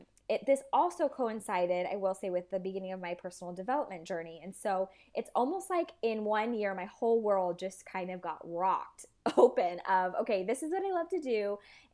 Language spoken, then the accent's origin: English; Vietnam; growing up in Asia, I had the luxury. It was like amazing because if any of you guys have traveled to, Thailand or even Vietnam where I was, tailors